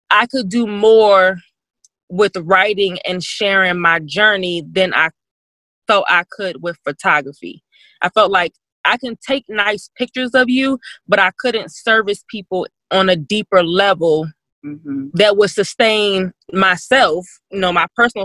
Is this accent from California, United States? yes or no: no; Virginia Beach, Virginia, United States; moved away as an adult; now in Missouri, United States; I'm actually from Virginia Beach, Virginia